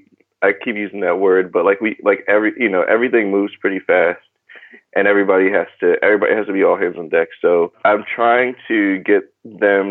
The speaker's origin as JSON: {"language": "English", "town": "New Haven", "region": "Connecticut", "country": "United States", "tie": "born or raised there", "also_born_or_lived": "Philadelphia, Pennsylvania / Baltimore, Maryland", "moved": "as an adult", "lives_now": "Brooklyn, New York, United States", "said": "I grew up in New Haven, Connecticut"}